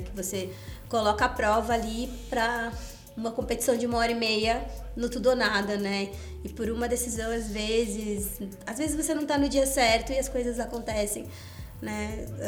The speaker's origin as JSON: {"language": "Portuguese", "town": "Porto Alegre", "region": "Rio Grande do Sul", "country": "Brazil", "tie": "born or raised there", "said": "Eu sou gaúcha, fui descoberta lá em Porto Alegre por uma pessoa, uma professora que dava aula na minha escola"}